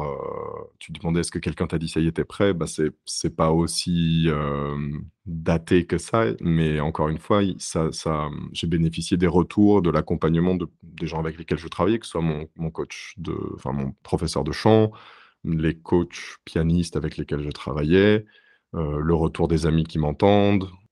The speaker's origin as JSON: {"language": "French", "country": "France", "moved": "as an adult", "lives_now": "Berlin, Germany", "said": "Mon parcours en France, au moment où j'ai quitté la France et j'ai déménagé, c'était un parcours euh, très académique"}